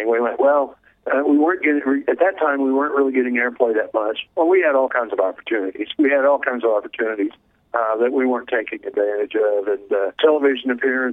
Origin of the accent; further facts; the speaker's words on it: the Ozarks, United States; growing up in the Ozarks